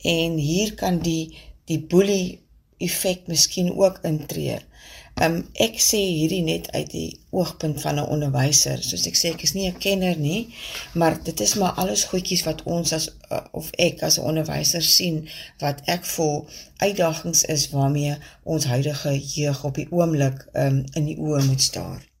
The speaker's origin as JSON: {"language": "Afrikaans", "town": "Vredendaal", "region": "Western Cape", "country": "South Africa", "tie": "born or raised there", "also_born_or_lived": "Stellenbosch", "moved": "yes", "lives_now": "Kuils River, South Africa", "said": "Ek is gebore op Vredendaal, maar bly al vir 'n geruime aantal jare in die Wes-Kaap en heuidiglik in Kuilsrivier."}